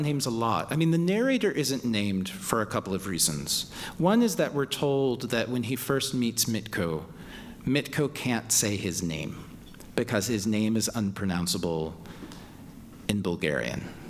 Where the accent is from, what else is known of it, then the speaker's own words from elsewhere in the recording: Louisville, Kentucky, United States; moved away; I was just in Louisville, my hometown